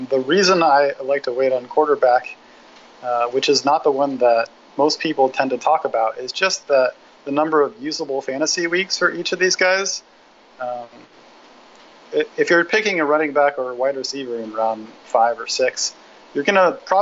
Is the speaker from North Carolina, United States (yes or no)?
no; Eugene, Oregon, United States; I grew up in Eugene, Oregon